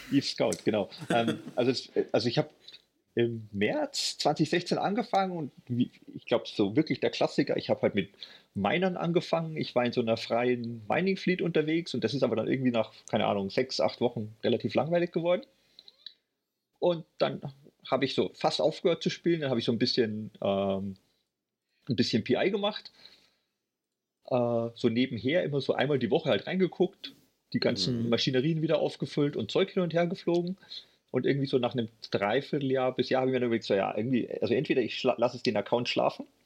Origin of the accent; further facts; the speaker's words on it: Munich, Bavaria, Germany; now in Berlin, Germany; ich wohne aktuell in Berlin. Ich bin eigentlich Münchner, was man zum Glück nicht so hört.